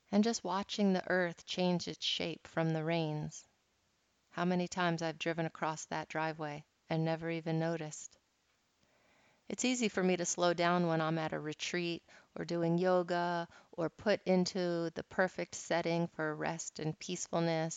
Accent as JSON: {"language": "English", "town": "Philadelphia", "region": "Pennsylvania", "country": "United States", "moved": "yes", "said": "I'm from Philadelphia, and everything there is super fast-paced"}